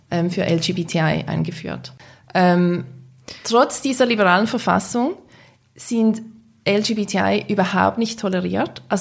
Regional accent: Switzerland; als Schweizer Journalisten.

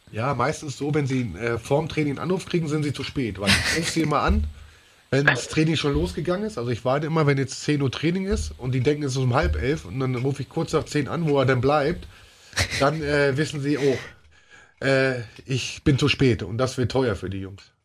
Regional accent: Ruhr area, North Rhine-Westphalia, Germany; ich komme ja aus dem Ruhrgebiet

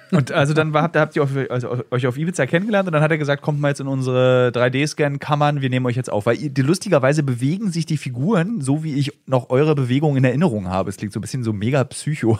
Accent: Berlin, Germany; als Berliner

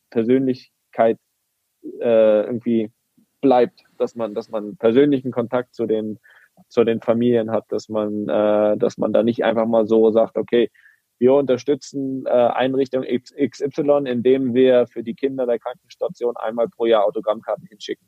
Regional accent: Greifswald, Mecklenburg-Vorpommern, Germany; moved away; in Greifswald in meiner Heimat

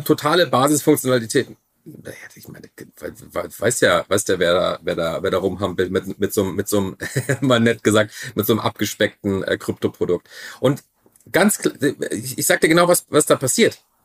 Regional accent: Germany; ich bin ja Deutscher

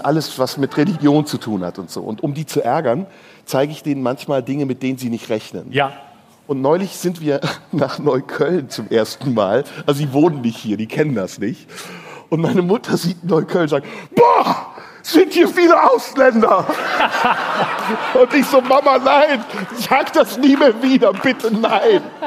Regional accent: Turkey; moved away; meine ehemaligen Landsleute, die Türken

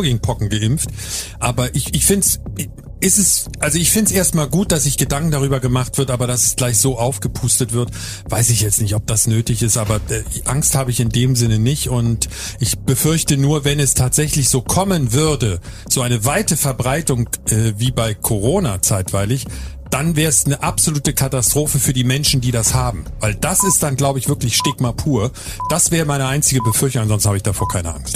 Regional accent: Berlin, Germany; now in Hamburg, Germany; ich bin in Berlin geboren, lebe aber seit sehr vielen Jahren in Hamburg

